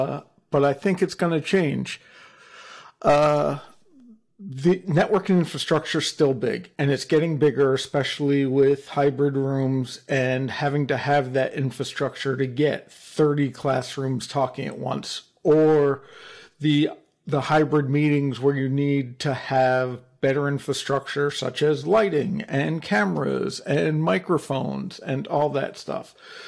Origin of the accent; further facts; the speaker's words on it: New Jersey, United States; Hey, I'm from New Jersey and my father was a lawyer, so I'm allowed to say that one.